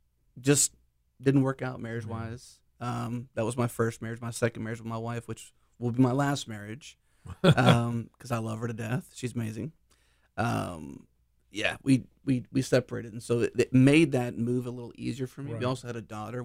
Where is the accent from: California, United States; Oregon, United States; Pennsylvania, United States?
Pennsylvania, United States; Pittsburgh; now in Houston, United States; Pittsburgh area.